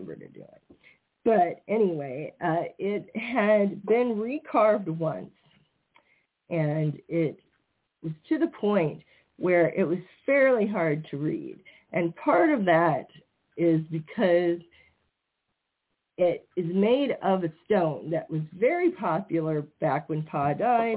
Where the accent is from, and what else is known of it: Iowa, United States; born or raised there